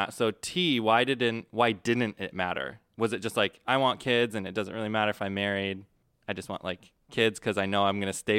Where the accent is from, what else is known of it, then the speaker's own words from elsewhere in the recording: Nebraska, United States; I'm from Nebraska.